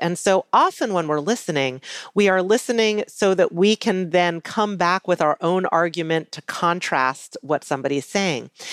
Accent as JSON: {"language": "English", "town": "Charlottesville", "region": "Virginia", "country": "United States", "tie": "born or raised there", "said": "growing up in Charlottesville, Virginia"}